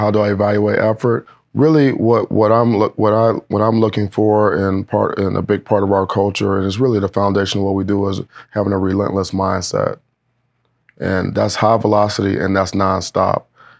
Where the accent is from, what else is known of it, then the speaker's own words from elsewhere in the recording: Cleveland, Ohio, United States; also born or lived in Wisconsin; you know, I'm from Cleveland. I went to Wisconsin. You know, I'm a Big Ten guy